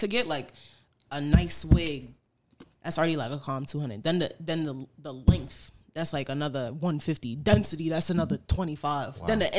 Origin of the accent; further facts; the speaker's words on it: New York City, New York, United States; I'm from East Flatbush